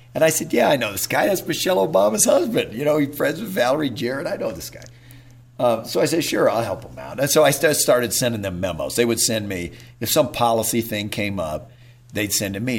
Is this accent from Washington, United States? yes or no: no; Whittier, California, United States; also born or lived in Waco, Texas; I was born in Waco, but uh, as a kid, they my parents moved out to Whittier, California, which is outside Los Angeles